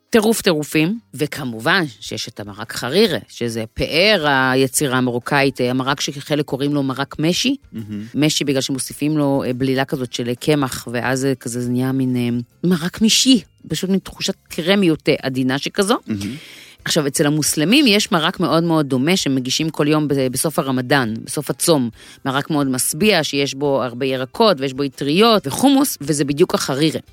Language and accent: Hebrew; the Krayot, Haifa District, Israel; ואני גדלתי בקריות